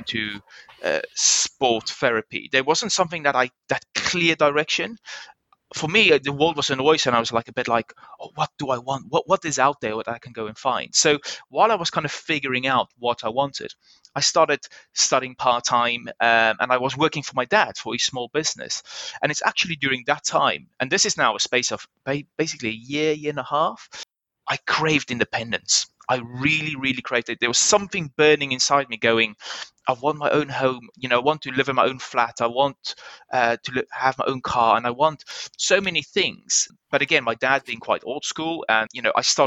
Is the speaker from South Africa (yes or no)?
yes; South Africa; moved away as an adult; as a South African part of the Commonwealth